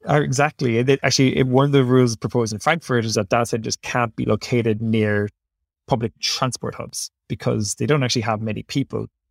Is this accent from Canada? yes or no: no; Ireland; accent: Irish; Ireland's obviously very, is a, wait, who can tell by my accent, is quite close to my heart